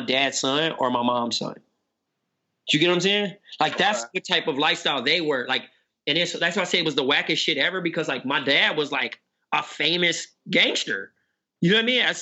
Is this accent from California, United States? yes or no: yes; Compton, California, United States; moved away; also born or lived in Phoenix / Portland; I was from Compton.